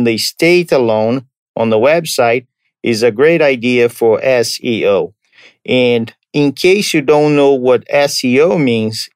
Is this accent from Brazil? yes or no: yes; Brazil; moved away; I'm from Brazil